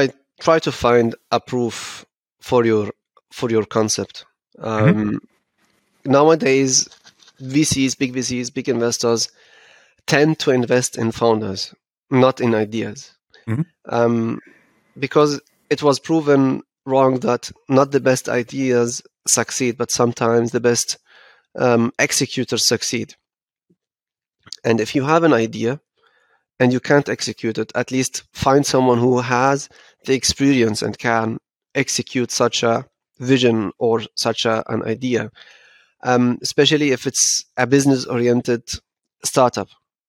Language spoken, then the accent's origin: English; Frankfurt, Hesse, Germany; To be honest, I'm from Frankfurt, I'm from Hessen, and I know that we are way behind.